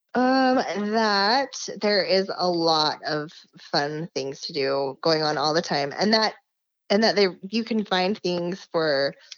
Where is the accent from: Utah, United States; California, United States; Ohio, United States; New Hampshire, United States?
Utah, United States; Salt Lake City; born and raised, have never left.